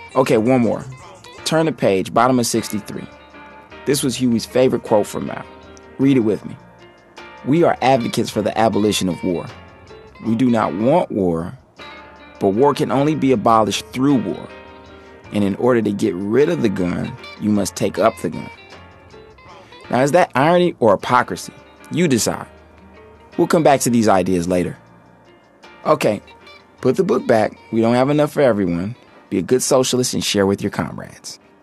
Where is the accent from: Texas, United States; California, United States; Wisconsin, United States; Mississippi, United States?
California, United States; Oakland; I grew up in Oakland, always hearing about the Panthers